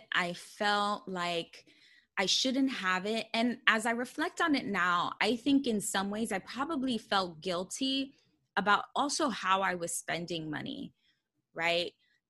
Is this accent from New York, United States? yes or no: yes; Bronx, New York, United States; I was proud that I was a daughter of an immigrant, that I, you know, was born and raised in the Bronx. I came from a low income household